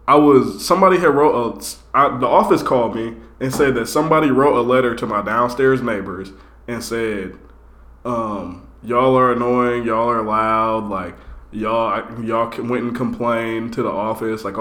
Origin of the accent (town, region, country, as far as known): Fort Wayne, Indiana, United States; born or raised there; now in Indianapolis, United States